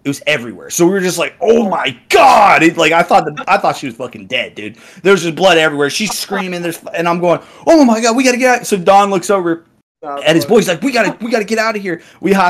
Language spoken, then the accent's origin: English; Texas, United States; I was down in Texas, man.